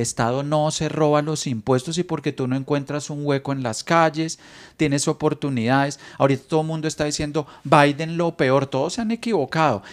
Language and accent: Spanish; Colombia; also born or lived in Bogotá; now in Miami, United States; los colombianos somos chéveres